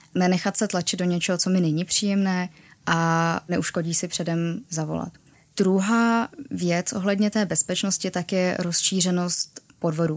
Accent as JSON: {"language": "Czech", "region": "Prague", "country": "Czechia", "said": "já jsem z Prahy"}